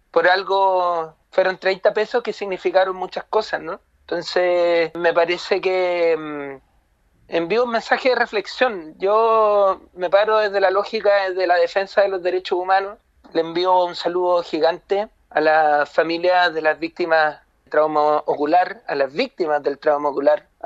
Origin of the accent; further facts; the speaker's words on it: Chile; nos ha tocado como chilenas y chilenos, lo, hemos pasado mal en realidad